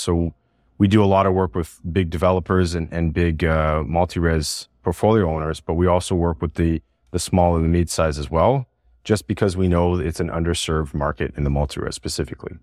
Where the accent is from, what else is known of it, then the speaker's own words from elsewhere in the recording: Montreal, Quebec, Canada; moved away as an adult; also born or lived in Toronto; I was the guy from Montreal that was working in Toronto